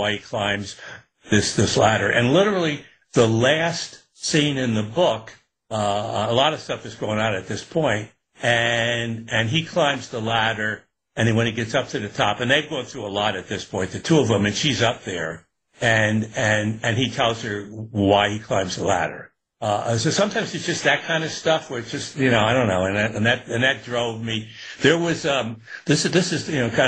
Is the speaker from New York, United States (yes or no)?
yes; Newburgh, New York, United States; growing up in Newburgh and upstate